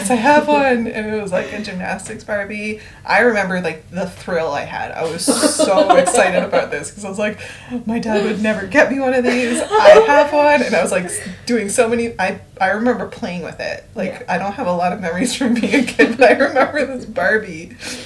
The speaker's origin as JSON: {"language": "English", "country": "Canada", "tie": "born or raised there", "said": "growing up in Canada as a brown person of mixed race, brown person"}